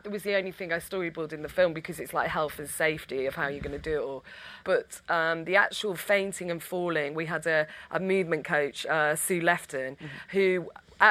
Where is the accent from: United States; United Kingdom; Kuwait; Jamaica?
United Kingdom; Stockport, North West England; We're from Stockport. We're actually from the same. We didn't go to the same school